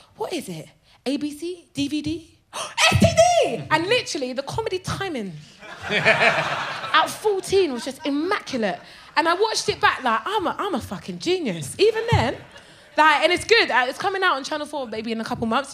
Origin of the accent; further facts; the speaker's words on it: Brighton, South East England, United Kingdom; My mum bought a hotel in Brighton when I was 14. So I grew up in Brighton